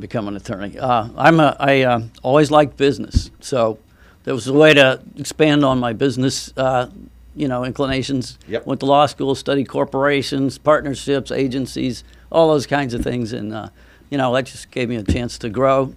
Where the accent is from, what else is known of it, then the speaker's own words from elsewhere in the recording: Treasure Coast, Florida, United States; I grew up on the Treasure Coast.